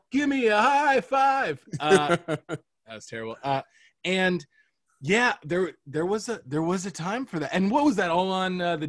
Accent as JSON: {"language": "English", "region": "Florida", "country": "United States", "tie": "born or raised there", "also_born_or_lived": "New York", "said": "Cause I think I was like maybe five when I moved from New York to Florida, but you know, once that Florida smell gets on you, it's hard to shake off."}